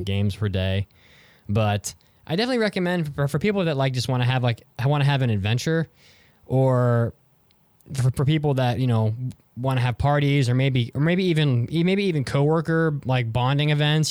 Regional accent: West Virginia, United States; I'm from West Virginia

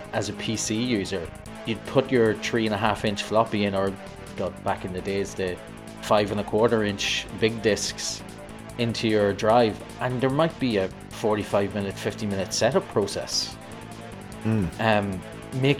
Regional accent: Ireland; I'm Irish

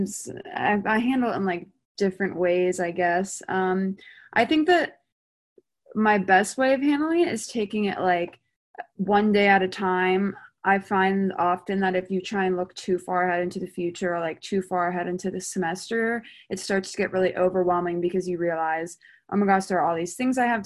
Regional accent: Mount Pleasant, South Carolina, United States; I'm from Mount Pleasant, South Carolina, which is like right outside of Charleston, so I'm not far from home

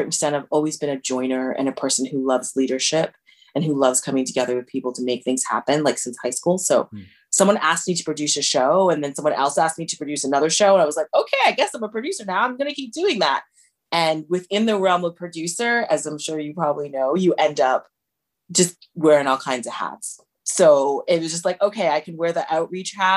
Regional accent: Toronto, Ontario, Canada; also born or lived in Windsor; I was born in Toronto, but I grew up mainly in Rexdale

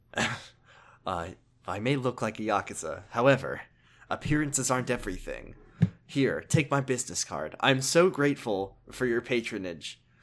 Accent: United States; as an American

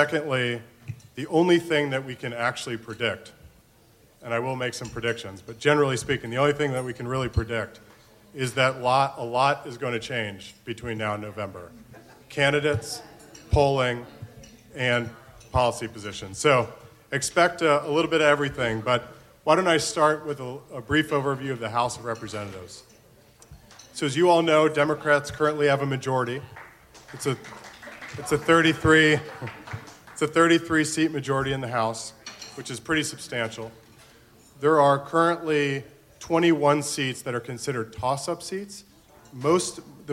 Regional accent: Florida, United States; my home state of Florida

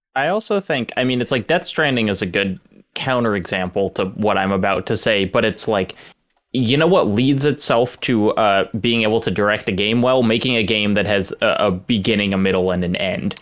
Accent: the South, Southern United States, United States; as a Southerner

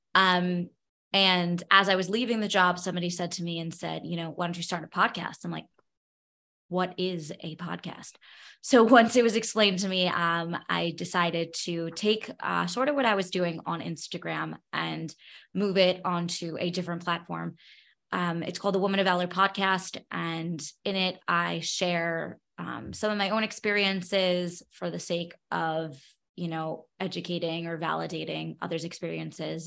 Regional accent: New York City, New York, United States; moved away as an adult; now in Nevada, United States; I grew up born and bred in Brooklyn, New York.

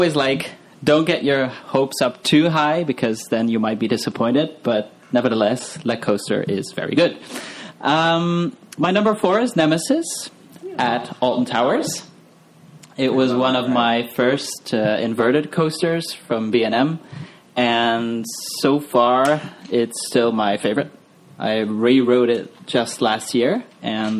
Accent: Belgium; I'm from Europe, from Belgium

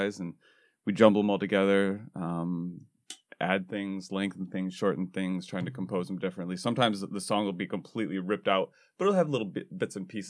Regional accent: Waterford, Michigan, United States; I'm from Waterford-Clarkston area.

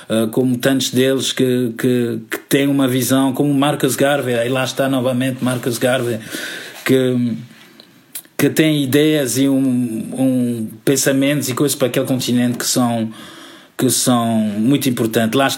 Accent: Miraflores, Lisbon, Portugal; Yes, Miguel, sou de Miraflores, já cresci em Miraflores, obrigado.

